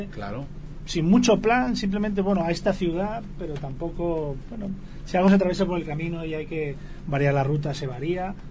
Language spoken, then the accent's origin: Spanish; Spain; also born or lived in Mexico; vinieron de España y, nací aquí, pero de chiquito estoy viviendo en España.